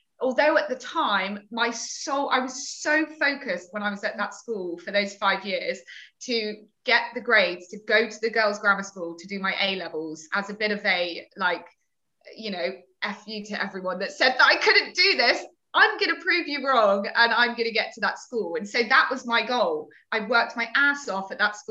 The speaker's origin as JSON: {"language": "English", "town": "Torquay", "region": "South West England", "country": "United Kingdom", "tie": "born or raised there", "said": "the girls' grammar school in the area that I grew up in Torquay"}